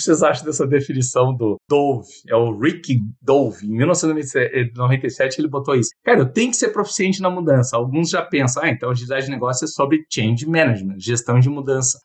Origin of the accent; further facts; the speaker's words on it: Porto Alegre, Rio Grande do Sul, Brazil; moved away as an adult; also born or lived in São Paulo; eu sou de Porto Alegre, mas eu estava fazendo mestrado na Universidade de São Paulo